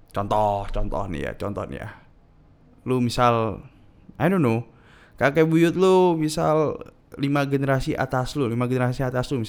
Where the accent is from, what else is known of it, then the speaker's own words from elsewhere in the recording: Indonesia; gue born and raised di Indonesia bisa bahasa Madura bahasa Jawa bahasa Indonesia hafal lagu kebangsaan dan Pancasila